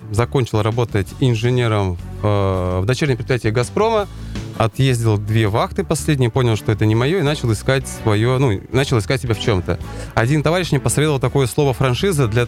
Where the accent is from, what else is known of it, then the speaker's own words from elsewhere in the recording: Nadym, Yamalo-Nenets Autonomous Okrug, Russia; moved away as an adult; now in Kazan, Russia; я предприниматель из города Надыма. Два с половиной года живу уже в Казани.